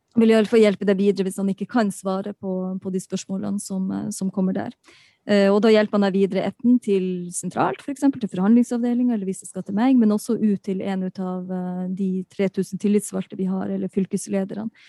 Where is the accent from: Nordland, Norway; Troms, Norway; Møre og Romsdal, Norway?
Troms, Norway; Balsfjord; jeg kommer fra Balsfjord, jeg kommer fra nord